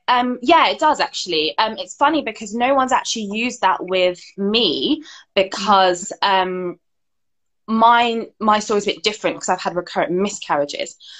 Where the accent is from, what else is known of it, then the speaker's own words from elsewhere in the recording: United Kingdom; My mum was born here. Mm-hmm. Um, I was born here